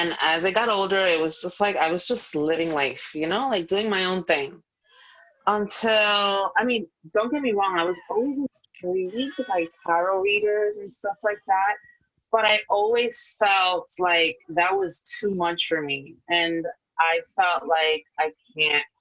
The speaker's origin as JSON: {"language": "English", "region": "New York", "country": "United States", "moved": "yes", "lives_now": "Florida, United States", "said": "I am a New Yorker at heart, forever will always be. But I am in Florida at the moment"}